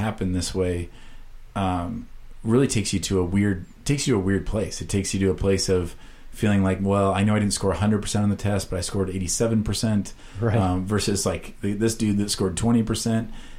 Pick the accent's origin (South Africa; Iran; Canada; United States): United States; Iowa; moved away; I was from Iowa